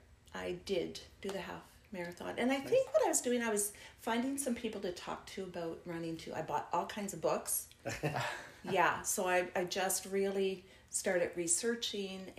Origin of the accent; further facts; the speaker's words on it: Nova Scotia, Canada; moved away; I grew up in Nova Scotia.